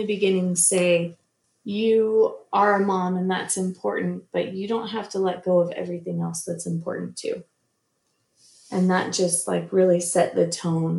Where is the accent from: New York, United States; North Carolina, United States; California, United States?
California, United States; Southern; moved away as an adult; also born or lived in Utah, United States; now in North Texas, United States; I grew up in Southern California